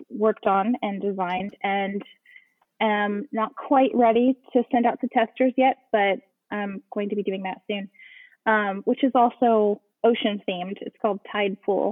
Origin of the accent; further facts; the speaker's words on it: Dallas, Texas, United States; also born or lived in Galveston, Texas; now in Houston, United States; I grew up actually pretty landlocked. I grew up in Dallas